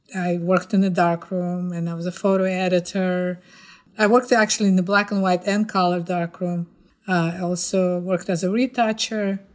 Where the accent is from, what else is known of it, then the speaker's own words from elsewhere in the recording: Ufa, Bashkortostan, Russia; moved away as an adult; now in New York City, United States; I was born in Ufa, uh, it's the capital of Bashkortostan